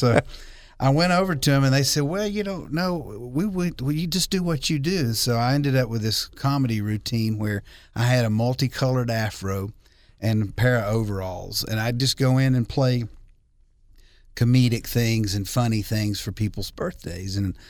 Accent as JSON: {"language": "English", "region": "Alabama", "country": "United States", "said": "I come from Alabama."}